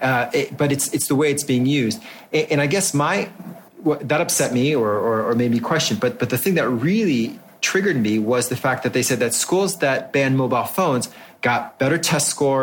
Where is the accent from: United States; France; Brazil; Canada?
France; moved away; I grew up in France and I promise you that they're doing the same thing as they did when I was in school in the 1980s